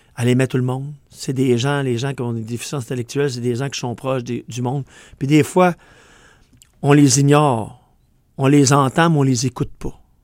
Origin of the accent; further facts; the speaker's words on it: Quebec, Canada; accent: Québec; On a une langue qui est unique au monde, parce qu'on a de l'anglais avec nous autres, puis du français, mais avec notre accent du Québec